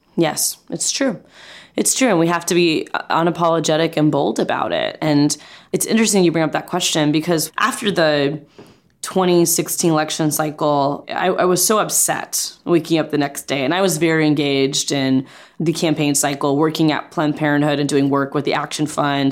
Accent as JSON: {"language": "English", "region": "Central Florida", "country": "United States", "tie": "born or raised there", "said": "growing up in Central Florida, we lived in apartments"}